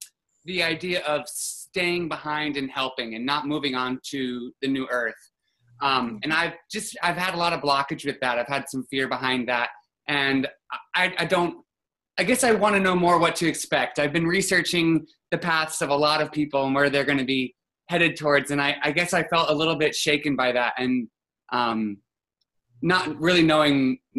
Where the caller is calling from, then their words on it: Tucson, Arizona, United States; Tucson, Arizona.